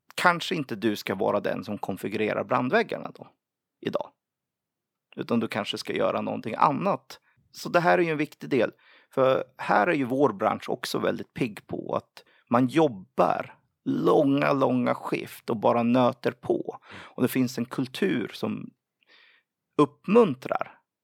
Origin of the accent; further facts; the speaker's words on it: Sweden; som typisk svensk